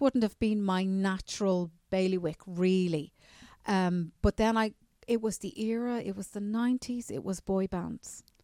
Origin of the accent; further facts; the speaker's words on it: Newcastle, Leinster, Ireland; I'm from a little village outside Dublin, around twelve miles out, called Newcastle